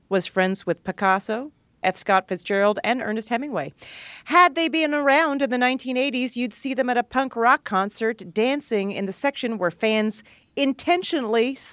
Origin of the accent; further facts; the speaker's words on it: Canada; now in New York, United States; I when I, I moved to New York from Canada, and I remember people just made fun of me so badly